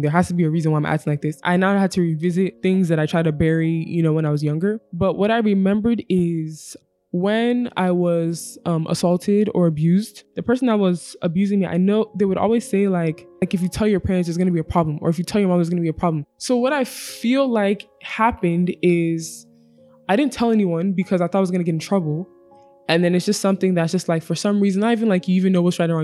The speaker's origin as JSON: {"language": "English", "region": "Virginia", "country": "United States", "tie": "born or raised there", "also_born_or_lived": "Abia State, Nigeria", "moved": "as an adult", "lives_now": "Lagos, Nigeria", "said": "I was born and raised in Virginia, U S"}